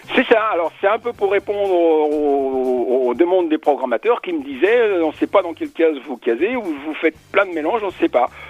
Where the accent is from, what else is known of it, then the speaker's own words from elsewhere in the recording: Spain; je suis espagnol